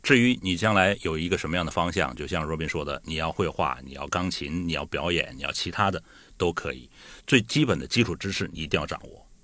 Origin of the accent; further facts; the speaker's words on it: Liaoning, China; now in Guangdong, China; 我也是辽宁人